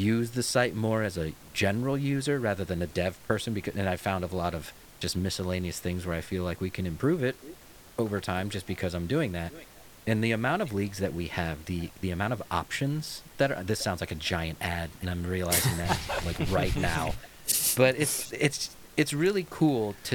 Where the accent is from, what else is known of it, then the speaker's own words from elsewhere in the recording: United States; I'm American